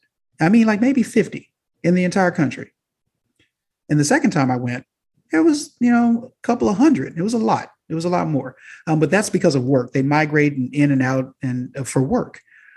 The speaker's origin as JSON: {"language": "English", "region": "Southern United States", "country": "United States", "said": "So I'm a kid from the South that's not even accustomed to living at this close proximity."}